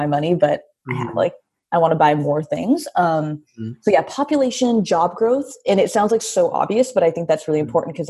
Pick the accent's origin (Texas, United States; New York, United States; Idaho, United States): Idaho, United States; near Spokane, Washington, Idaho panhandle, United States; also born or lived in Oakland, California; now in San Francisco, United States; I was born in Oakland, lived on a replica of a pirate ship, and then we moved to Idaho, which is really close to, and the panhandle right next to Spokane, Washington